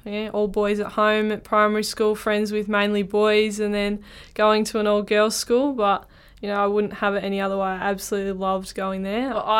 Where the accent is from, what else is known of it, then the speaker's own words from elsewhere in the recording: Ballarat, Victoria, Australia; now in Melbourne, Australia; I'm a country kid at heart and still getting used to living in Melbourne, but I'm from Ballarat, so, you know, it's not too small of a country town